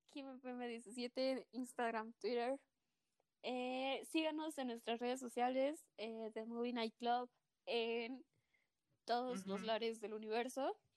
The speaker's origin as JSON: {"language": "Spanish", "country": "Mexico", "said": "como eh, mexicano promedio"}